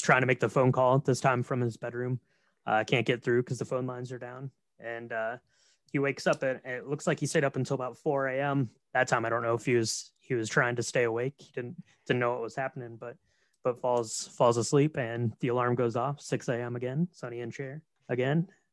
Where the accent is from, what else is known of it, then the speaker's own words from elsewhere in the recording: Marion, Ohio, United States; Marion, Ohio, which is where I'm from.